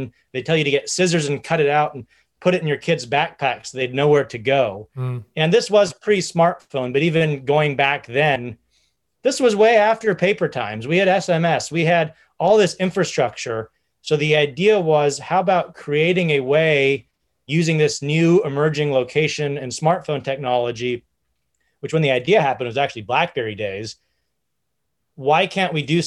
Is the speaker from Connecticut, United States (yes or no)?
no; an hour north of San Francisco, California, United States; also born or lived in Silicon Valley; I grew up about an hour north of San Francisco